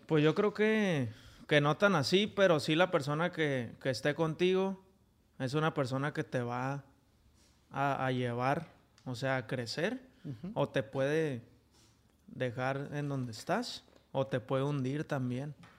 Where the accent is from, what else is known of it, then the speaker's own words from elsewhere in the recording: Tijuana, Baja California, Mexico; Yo de aquí de Tijuana